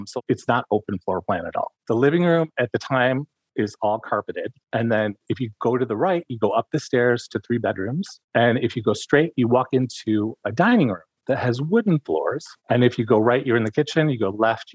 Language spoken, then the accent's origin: English; Jackson, Michigan, United States; also born or lived in Ann Arbor, Michigan / Ypsilanti, Michigan; I was born and raised in Michigan